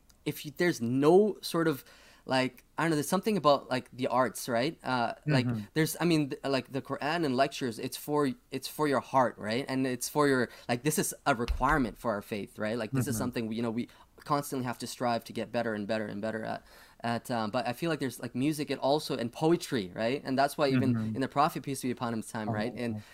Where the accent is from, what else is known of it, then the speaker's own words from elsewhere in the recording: Toronto, Ontario, Canada; now in Thunder Bay, Canada; And so this is when I moved to Thunder Bay, where I'm currently at from Toronto.